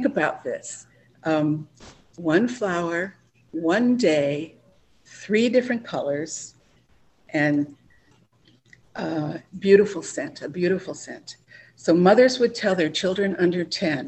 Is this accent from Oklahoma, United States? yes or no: no; Hawaii, United States; we grew up in Hawaii with so much natural beauty surrounding us